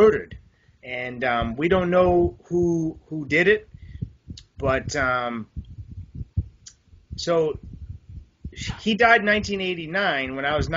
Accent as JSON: {"language": "English", "town": "Boston", "region": "Massachusetts", "country": "United States", "tie": "born or raised there", "said": "I was raised in Boston area."}